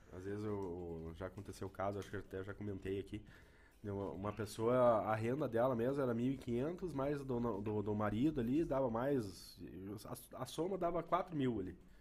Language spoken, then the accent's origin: Portuguese; Guarapuava, Paraná, Brazil; eu nasci em Guarapava